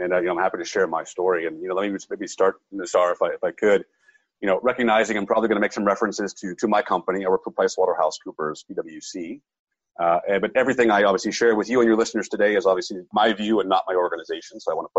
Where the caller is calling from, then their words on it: Pittsburgh, Pennsylvania, United States; I'm calling in from southwestern Pennsylvania, Pittsburgh specifically.